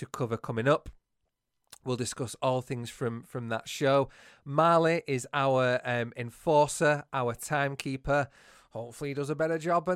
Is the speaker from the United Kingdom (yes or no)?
yes; Bolton, North West England, United Kingdom; accent: northern; I am from Bolton